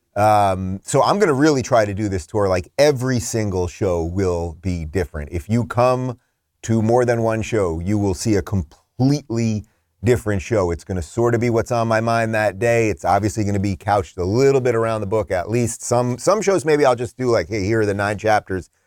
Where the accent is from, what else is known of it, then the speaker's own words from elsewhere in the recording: Long Island, New York, United States; moved away; I'm a Long Island guy. Originally